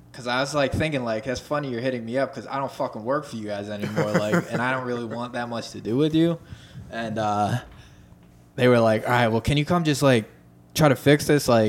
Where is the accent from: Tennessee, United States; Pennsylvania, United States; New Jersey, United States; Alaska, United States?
Pennsylvania, United States; Philadelphia; I'm that nigga from South Philly